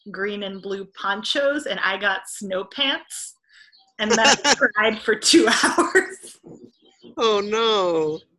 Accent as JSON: {"language": "English", "town": "Hartford", "region": "Connecticut", "country": "United States", "tie": "born there", "said": "I was born in Hartford, Connecticut."}